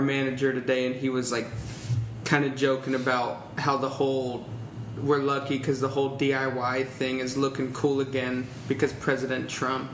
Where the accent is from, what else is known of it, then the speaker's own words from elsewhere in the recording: Tampa, Florida, United States; growing up in Tampa